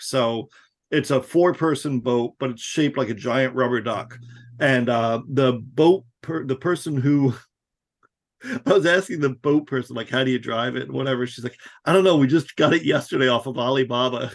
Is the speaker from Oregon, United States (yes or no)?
no; Florida, United States; I grew up in Florida